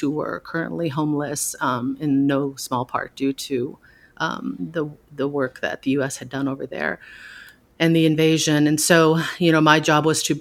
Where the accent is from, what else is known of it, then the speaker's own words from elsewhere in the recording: Minnesota, United States; moved away; I was raised Christian and in Minnesota